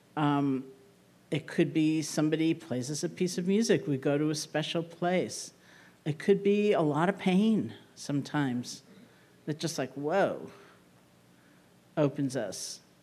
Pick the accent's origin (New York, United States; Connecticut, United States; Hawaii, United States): New York, United States; being a New Yorker